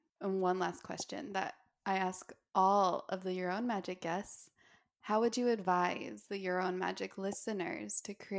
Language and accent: English; Park City, Utah, United States; because I grew up in Park City.